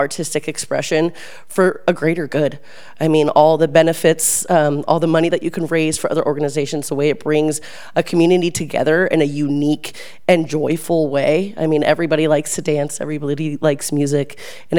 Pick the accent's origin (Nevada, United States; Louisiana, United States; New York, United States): Nevada, United States; Reno; moved away; I am from Reno, Nevada